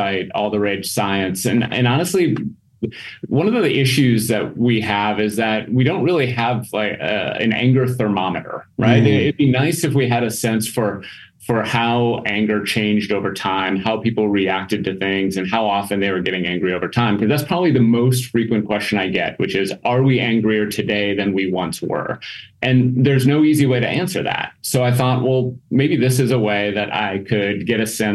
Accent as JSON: {"language": "English", "region": "Minnesota", "country": "United States", "also_born_or_lived": "Mississippi / Wisconsin", "moved": "as an adult", "lives_now": "Green Bay, United States", "said": "I'm originally from Minnesota"}